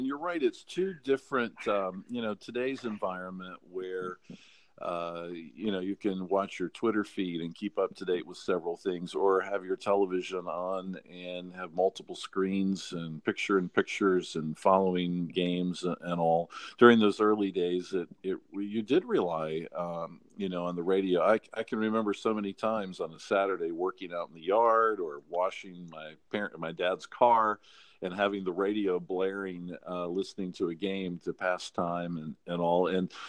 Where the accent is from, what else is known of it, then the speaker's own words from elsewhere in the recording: North Carolina, United States; And I think probably because of my growing up in North Carolina, the basketball more so even than football